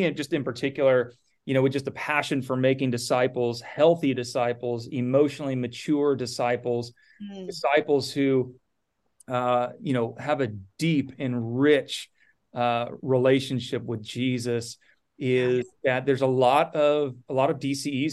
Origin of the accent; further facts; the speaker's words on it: Napa, California, United States; also born or lived in Nebraska; I grew up in Napa